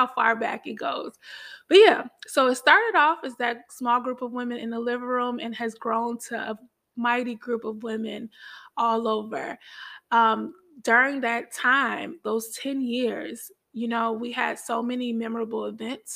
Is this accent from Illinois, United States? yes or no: yes; Chicago, Illinois, United States; I'm from Chicago